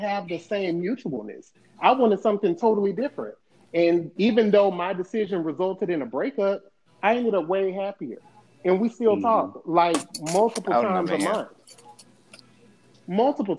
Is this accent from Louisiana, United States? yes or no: yes; Louisiana, United States; also born or lived in Mobile, Alabama; now in San Diego, United States; I'm originally from Louisiana. That was even countryer than Mobile, and then I moved there.